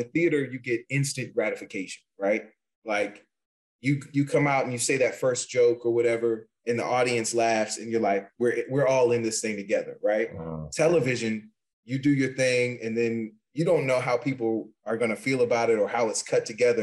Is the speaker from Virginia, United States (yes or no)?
yes; Virginia, United States; now in New York, United States; We're both from the South. I'm from Virginia originally